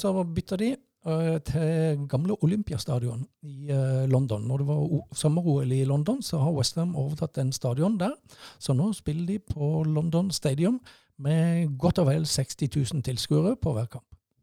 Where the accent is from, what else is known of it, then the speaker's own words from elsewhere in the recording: Mandal, Agder, Norway; moved away as an adult; Jeg er født og oppvokst i Mandal, og bodde i Mandal til, fram til 1985